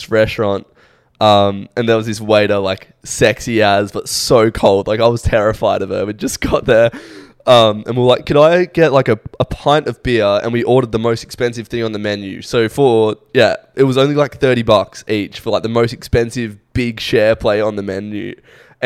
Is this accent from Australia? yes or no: yes; Australia; moved away as an adult; now in United Kingdom; I'm from Australia.